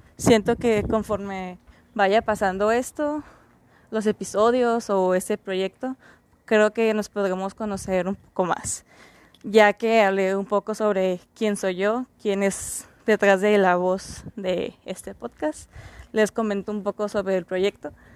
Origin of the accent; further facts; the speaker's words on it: Mexicali, Baja California, Mexico; Soy de Mexicali, Baja California. Estoy en la frontera con los Estados Unidos